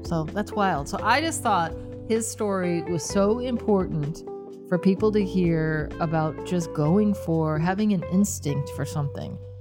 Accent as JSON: {"language": "English", "region": "Michigan", "country": "United States", "tie": "born or raised there", "moved": "yes", "said": "we're moving back to Michigan, my hometown"}